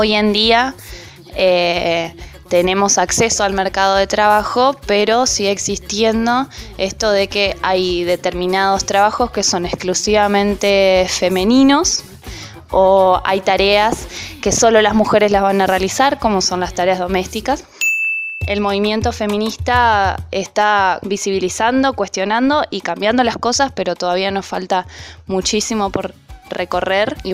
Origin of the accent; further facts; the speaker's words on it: Ituzaingó, Buenos Aires Province, Argentina; soy argentina de la ciudad de Ituzaingó.